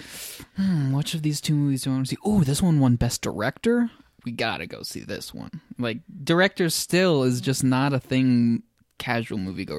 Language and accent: English; Mexico City, Mexico; Just trying to honor my caretaker that took care of me when I was growing up in Mexico City.